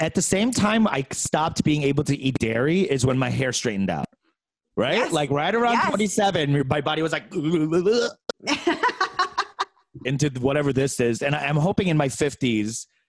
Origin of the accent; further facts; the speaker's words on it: Seoul, South Korea; I'm from Seoul.